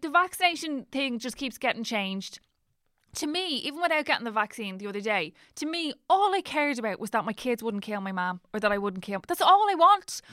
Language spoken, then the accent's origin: English; Dublin, Leinster, Ireland; I'm from Dublin